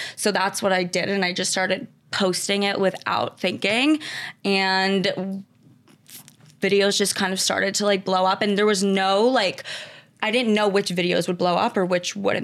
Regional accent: Westchester, New York, United States; Grew up in Westchester, New York

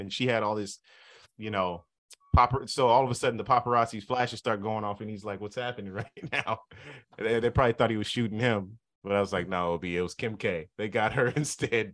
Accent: Southern California, United States; moved away; I'm from Southern California

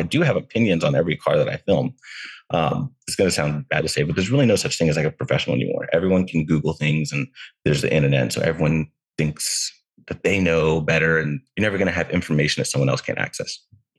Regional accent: Texas, United States; now in Southern California, United States; I'm from Texas originally.

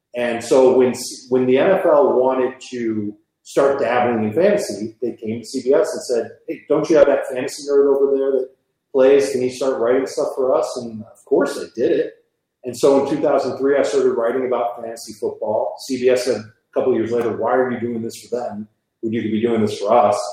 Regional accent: Chicago, Illinois, United States; moved away as an adult; also born or lived in Miami; I grew up in Chicago

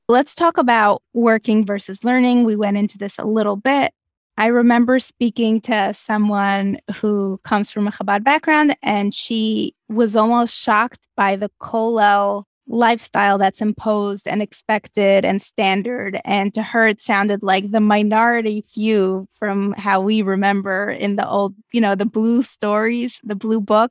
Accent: Moscow, Russia; moved away; I grew up in Moscow, Russia

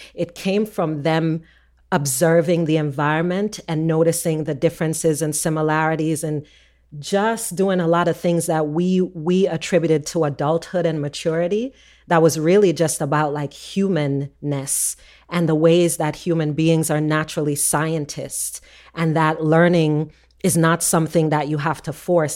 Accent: Jamaica; moved away; we're Jamaican

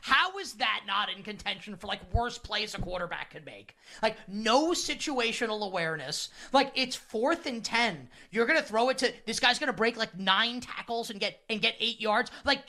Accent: New York, United States; I'm a New Yorker. I've lived in New York basically my entire life.

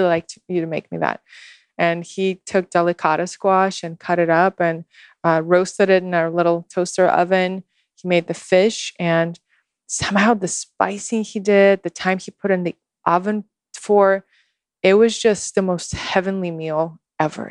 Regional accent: Moscow, Russia; born or raised there; English is a second language; moved away as an adult; also born or lived in Houston, Texas / New York

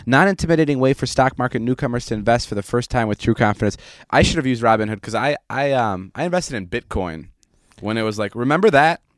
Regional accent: Vernon Hills, Illinois, United States; moved away; my hometown of Vernon Hills

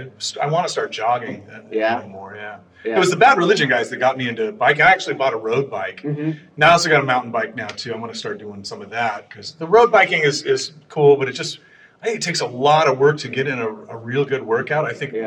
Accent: Garden Grove, California, United States; also born or lived in Los Angeles; now in Sunset Beach, United States; My parents moved to Garden Grove when I was 18 months old. So okay. I grew up in Garden Grove.

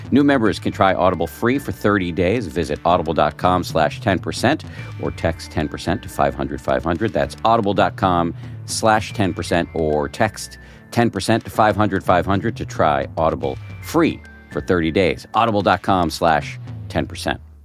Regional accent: Massachusetts, United States; I was born in the People's Republic of Massachusetts. Both of my parents are scientists.

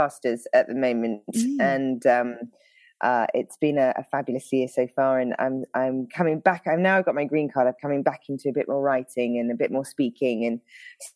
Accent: United Kingdom; accent: British; now in Northern California, United States; I'm a pastor in Northern California, but of course the accent throws everyone off. So I'm British originally

